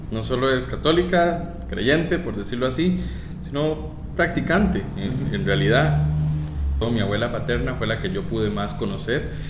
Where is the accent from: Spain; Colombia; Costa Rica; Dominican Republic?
Costa Rica; Atenas, Alajuela; also born or lived in La Uruca, San José; mi infancia se desarrolló en Atenas. Sí, en en Boquerón de Atenas.